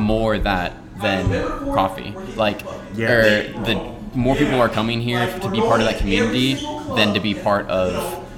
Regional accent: Ohio, United States; growing up in Ohio

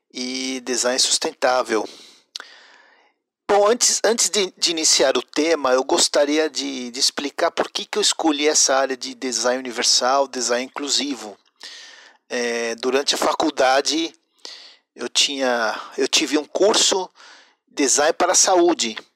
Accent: Mexico; now in Brazil; eu sou é, mexicano brasileiro. É, estudei design de produto na Guamas Capotzalco, no México, o que aqui chamam de desenho industrial.

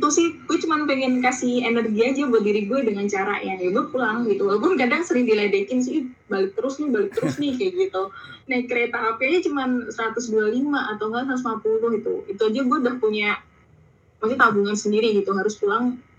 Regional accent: Yogyakarta, Special Region of Yogyakarta, Indonesia; now in Jakarta, Indonesia; Jogja gue tuh asli Jogja gue rumah gue di Jogja

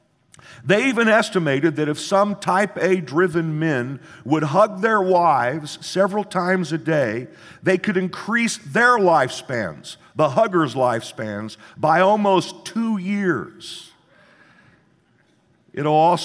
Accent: Midwest, United States; where I grew up in the Midwest

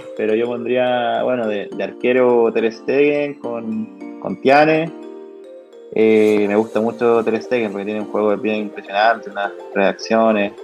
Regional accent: Chile; yo como chileno

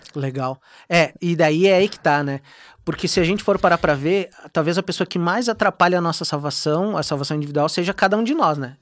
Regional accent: Viamão, Rio Grande do Sul, Brazil; pro pessoal de Viamão, lá da minha igreja, onde eu me criei, cresci

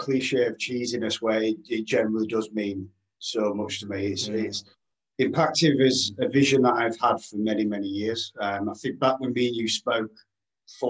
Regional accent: Yorkshire and the Humber, United Kingdom; accent: Yorkshire; As you can tell from my angelic accent, I'm a Yorkshire lad, Yorkshireman, very proud.

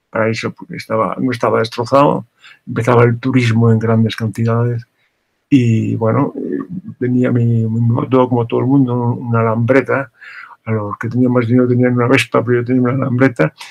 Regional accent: Morocco; also born or lived in Larache / Tangier / Tetouan; Yo viví casi sin eh, pausa unos 20 años en Marruecos, primero eh, en Arache Díaz, luego vivimos en Tánger, antes en Tetuán

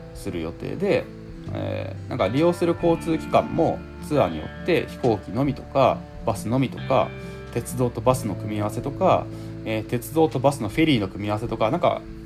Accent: Higashihiroshima, Hiroshima, Japan; 僕の地元の広島もの東広島市

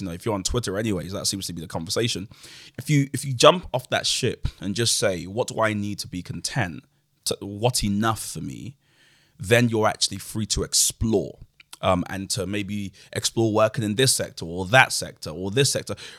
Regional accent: London, United Kingdom; also born or lived in Nigeria; I grew up in Woolwich

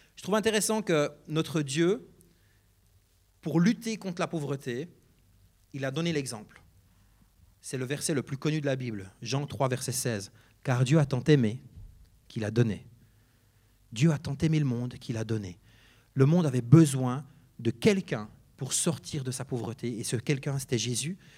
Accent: Neuchâtel, Switzerland; Je viens du canton de Neuchâtel, comme mon accent l'indique parfois.

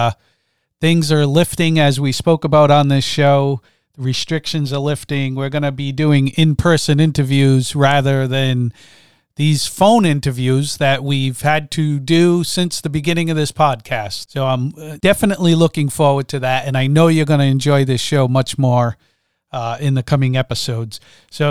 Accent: Rhode Island, United States; I'm from Rhode Island.

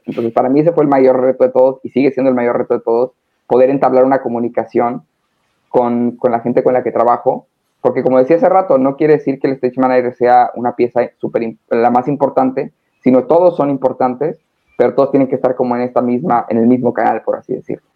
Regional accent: Hermosillo, Sonora, Mexico; now in Cancún, Mexico; Soy norteño, soy de México, pero soy de Sonora, de Hermosillo

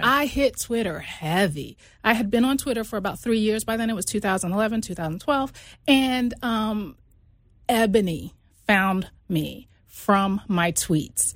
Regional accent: New York, United States; I actually grew up in New York. I'm originally from New York

